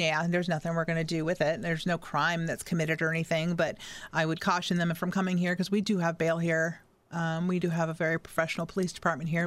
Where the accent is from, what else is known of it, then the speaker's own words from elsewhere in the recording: United States; I was born in America and I'm American